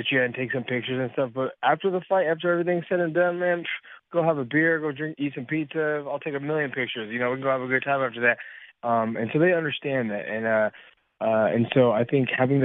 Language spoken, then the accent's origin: English; Yakima, Washington, United States; moved away; my hometown in Yakima